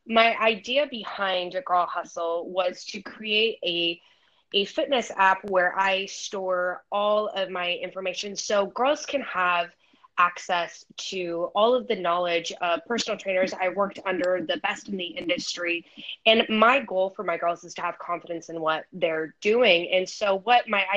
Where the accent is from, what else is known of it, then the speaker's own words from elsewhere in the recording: Idaho, United States; now in San Diego, United States; I'm originally from Idaho. I currently reside in San Diego, California right now